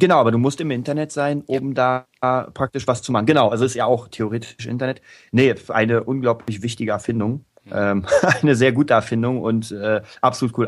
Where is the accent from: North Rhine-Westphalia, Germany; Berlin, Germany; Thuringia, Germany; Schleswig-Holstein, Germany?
Berlin, Germany; Berlin, mein, meine die Hauptstadt Deutschlands, meine, meine Heimatstadt.